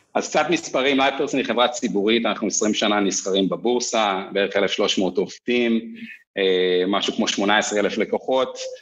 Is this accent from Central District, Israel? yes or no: no; Kfar Tavor, Northern District, Israel; moved away as an adult; also born or lived in Kibbutz Beit Alfa / New York, United States; אני בן קיבוץ בטלפה במקור, גדלתי אחרי זה בכפר תבור